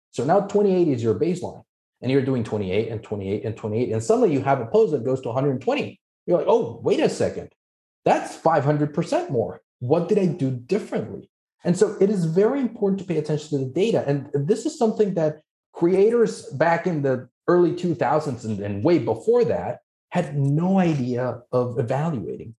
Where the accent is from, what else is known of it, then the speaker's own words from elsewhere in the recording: Mexico; moved away; I'm originally from Mexico, that's where I'm licensed.